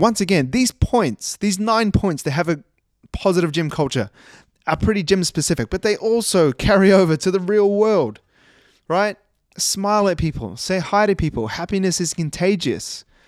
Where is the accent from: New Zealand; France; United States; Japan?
New Zealand; also born or lived in Christchurch, New Zealand; now in Australia; I live in Australia. And I was born in New Zealand